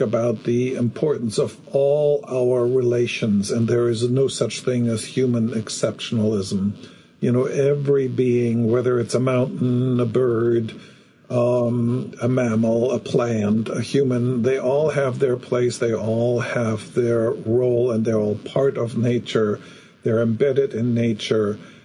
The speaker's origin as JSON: {"language": "English", "country": "Germany", "tie": "born or raised there", "said": "growing up in Germany after the war"}